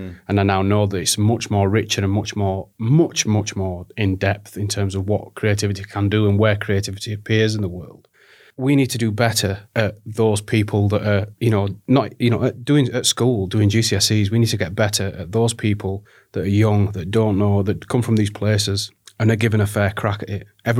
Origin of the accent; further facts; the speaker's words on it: Barnsley, Yorkshire and the Humber, United Kingdom; But I grew up in Barnsley, which is in South Yorkshire, trapped in between, you know, Sheffield and Leeds